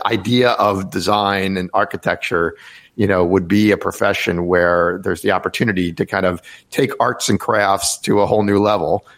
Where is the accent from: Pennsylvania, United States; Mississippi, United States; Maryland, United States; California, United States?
Maryland, United States; Rockville; now in Washington, D.C., United States; I grew up in Rockville, Maryland, which is not that far outside of DC